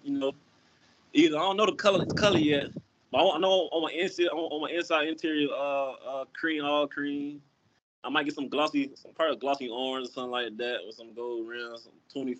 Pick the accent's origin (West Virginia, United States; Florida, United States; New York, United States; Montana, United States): Florida, United States; Miami; I ain't from no doggone Broward. That's like disrespectful. I'm from Dade.